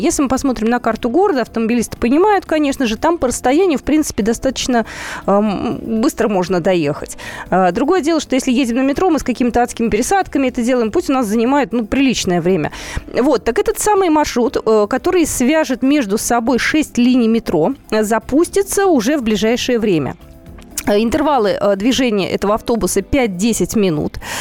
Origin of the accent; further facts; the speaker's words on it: Moscow, Russia; мы, москвичи